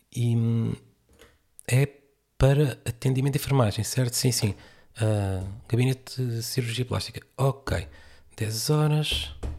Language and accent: Portuguese; Portugal; como português